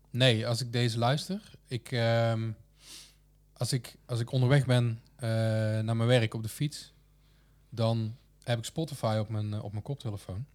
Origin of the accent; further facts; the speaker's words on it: Kruisland, North Brabant, Netherlands; geboren in Kruisland